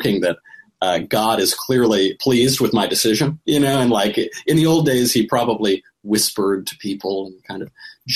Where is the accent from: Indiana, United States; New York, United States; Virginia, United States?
New York, United States; we're from New York